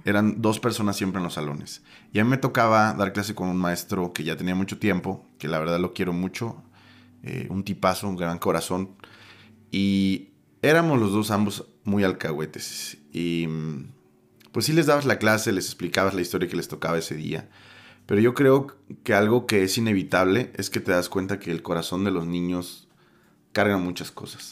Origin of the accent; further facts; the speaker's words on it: Mexico; como mexicanos